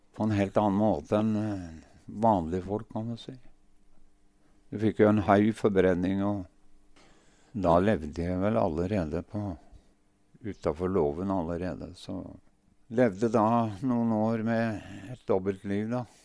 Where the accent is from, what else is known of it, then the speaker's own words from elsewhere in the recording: Ringsaker, Innlandet, Norway; also born or lived in Sortland, Nordland; Jeg er født på Sortland, men har vokst opp på Hedmarken, kan du si. Ringsaker